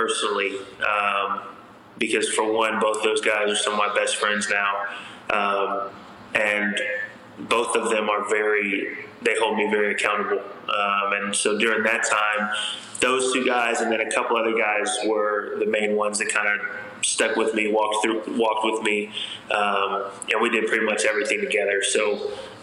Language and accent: English; Texas, United States; moved away as an adult; I'm from Texas